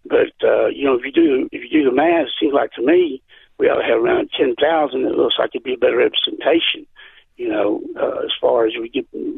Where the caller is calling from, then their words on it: Brownsboro, Texas, United States; I'm calling from Brownsboro.